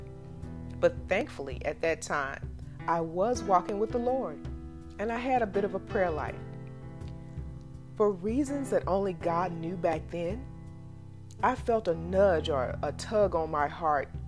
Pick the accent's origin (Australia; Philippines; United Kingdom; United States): United States; the South; accent: Southern; I'm from the South